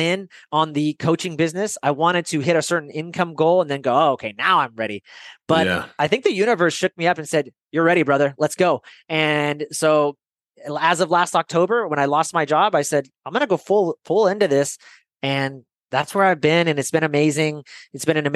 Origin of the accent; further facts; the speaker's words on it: Bay Area, California, United States; moved away as an adult; also born or lived in San Francisco; now in Idaho, United States; I'm in Idaho right now, but I grew up in the Bay Area in California.